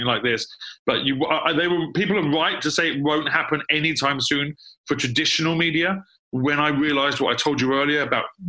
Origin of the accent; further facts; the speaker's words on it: London, United Kingdom; also born or lived in New York / Los Angeles; I'm born and raised in London